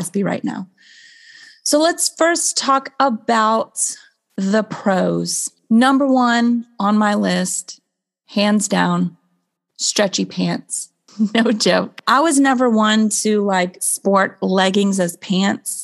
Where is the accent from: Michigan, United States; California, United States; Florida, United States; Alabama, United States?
Florida, United States; I grew up in Florida.